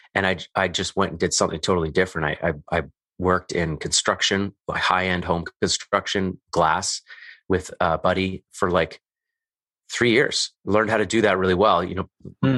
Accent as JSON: {"language": "English", "town": "Calgary", "region": "Alberta", "country": "Canada", "tie": "born or raised there", "said": "I grew up in Calgary, Alberta, Canada"}